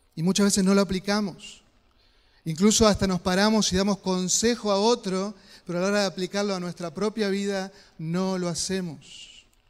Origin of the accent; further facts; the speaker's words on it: Concepción del Uruguay, Entre Ríos, Argentina; Recuerdo cuando era niño, ahí en Concesión del Uruguay, vivíamos cerca